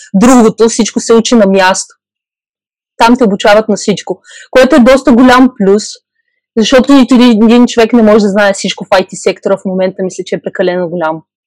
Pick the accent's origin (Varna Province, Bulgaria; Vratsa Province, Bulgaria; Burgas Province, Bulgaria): Burgas Province, Bulgaria; Burgas; moved away as an adult; also born or lived in Czech Republic; now in Utrecht, Netherlands; от Бургас